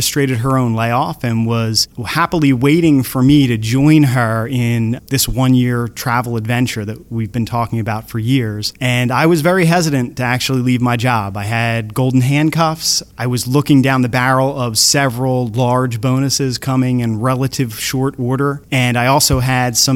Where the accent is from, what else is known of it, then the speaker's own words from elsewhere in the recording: Surf City, New Jersey, United States; I'm from Surf City, New Jersey.